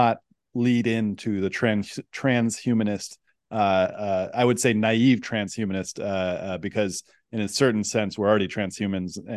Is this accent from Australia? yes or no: no; Silicon Valley, California, United States; I come from the Silicon Valley